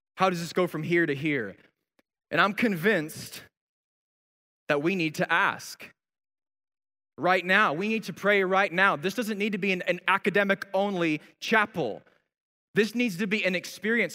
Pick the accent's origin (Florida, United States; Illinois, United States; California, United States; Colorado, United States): Colorado, United States; Colorado Springs; I remember growing up in Colorado Springs